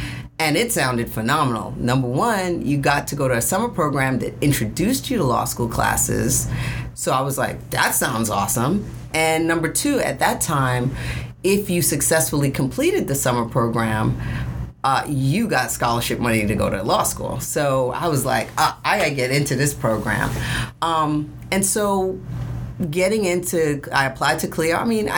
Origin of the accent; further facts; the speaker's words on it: New York City, New York, United States; I'm from Brooklyn.